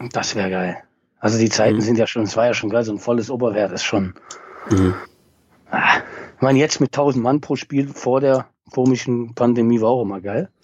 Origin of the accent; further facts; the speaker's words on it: Oberbergischer Kreis, North Rhine-Westphalia, Germany; Ich ähm, komme aus Nordrhein-Westfalen, genau genommen aus dem Oberbergischen Kreis